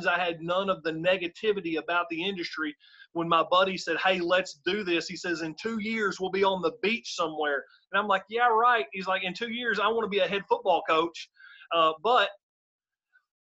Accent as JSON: {"language": "English", "town": "Benton", "region": "Kentucky", "country": "United States", "tie": "born or raised there", "said": "I grew up in rural Western Kentucky. My hometown is called Benton, Kentucky"}